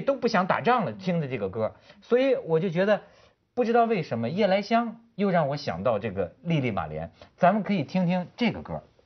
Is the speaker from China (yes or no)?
yes; Shijiazhuang, Hebei, China; 我是从小在石家庄长大的，所以我一般就认为我是河北人